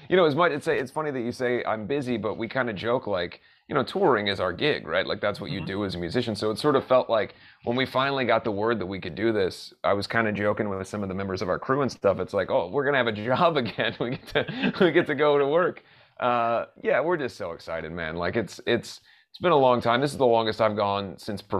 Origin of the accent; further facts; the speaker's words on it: Southern Ohio, United States; I grew up in Southern Ohio